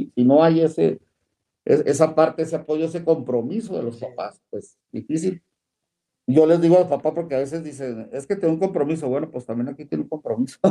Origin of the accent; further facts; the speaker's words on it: Parral, Chihuahua, Mexico; now in Ciudad Juárez, Mexico; yo soy de Parral, beisbolero